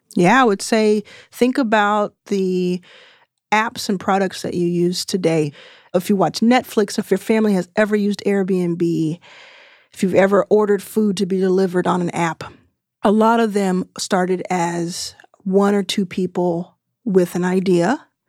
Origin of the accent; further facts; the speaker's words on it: Texas, United States; I'm from Texas and didn't go to college